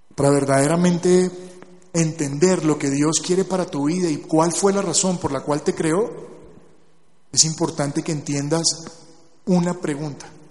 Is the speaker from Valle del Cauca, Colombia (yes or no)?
no; Barranquilla, Atlántico, Colombia; yo nací en Barranquilla